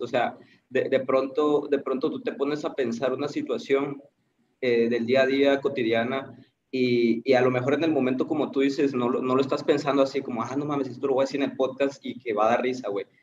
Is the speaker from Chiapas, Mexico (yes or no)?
yes; Tapachula, Chiapas, Mexico; now in Tuxtla Gutiérrez, Mexico; soy de Tapachula, pero radico en Tuxtla, en Chiapas